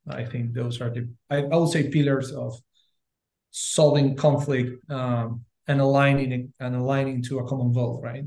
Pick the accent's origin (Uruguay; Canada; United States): Uruguay; I'm originally from Uruguay